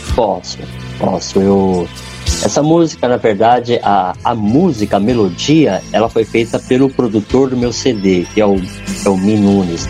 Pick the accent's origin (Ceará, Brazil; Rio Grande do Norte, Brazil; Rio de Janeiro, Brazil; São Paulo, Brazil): São Paulo, Brazil; Eu sou de São Paulo